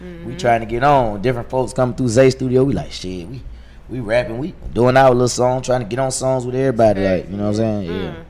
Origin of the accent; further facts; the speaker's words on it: Atlanta, Georgia, United States; I'm from the East Side